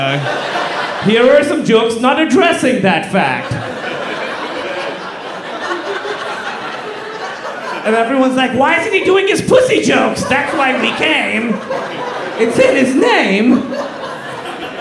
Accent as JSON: {"language": "English", "country": "Pakistan", "said": "I'm from Pakistan"}